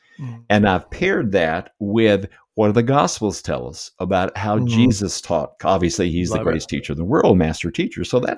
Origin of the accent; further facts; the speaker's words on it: United States; now in Canada; I'm a transplant from the States. Probably America. My accent gives me away, but love living here in Canada.